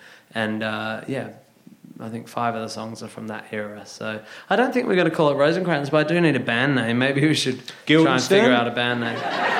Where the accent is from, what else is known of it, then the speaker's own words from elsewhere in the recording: Northampton, East Midlands, United Kingdom; born there; I was born in Northampton in a very similar manner to Andrew Collins.